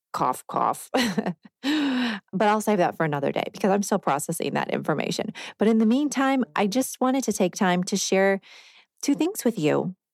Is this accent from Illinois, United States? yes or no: yes; Rockford, Illinois, United States; moved away as an adult; now in Nashville area, United States; I'm from Rockford, Illinois, which is about ninety miles northwest of Chicago in northern Illinois